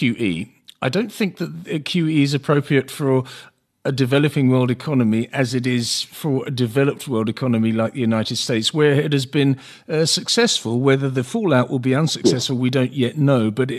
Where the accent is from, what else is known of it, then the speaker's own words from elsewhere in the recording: South Africa; From a personal point of view, as a South African, a proud South African, did you feel despondent yesterday